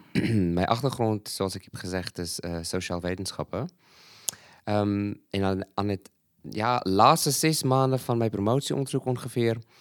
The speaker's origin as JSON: {"language": "Dutch", "country": "Malawi", "tie": "born or raised there", "moved": "as an adult", "lives_now": "Netherlands", "said": "ik ben een Zuid-Afrikaan, maar ik ben in Malawi geboren en opgegroeid"}